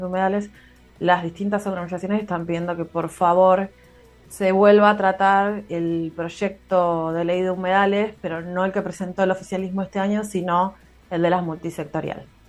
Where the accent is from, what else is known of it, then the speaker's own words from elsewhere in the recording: Carmen de Patagones, Buenos Aires Province, Argentina; also born or lived in Viedma; yo soy de Patagones, pero nací en Viedma, del otro lado del río